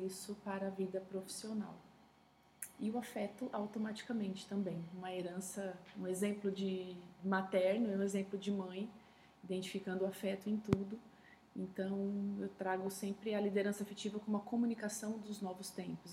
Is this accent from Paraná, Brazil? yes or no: no; São Paulo, Brazil; sou paulistana de nascimento